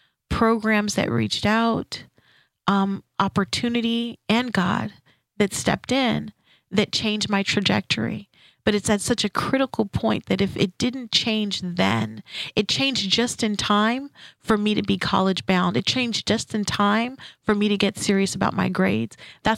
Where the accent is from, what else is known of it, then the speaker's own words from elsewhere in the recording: St. Kitts & Nevis; first language French; English is a second language; moved away; also born or lived in Saint-Laurent, Quebec, Canada; when I moved here, I'm originally from St. Kitts, and I lived in Canada in Quebec, and my basic schooling was in Saint-Laurent. And when I moved here as a preteen, I had a hard time fitting in.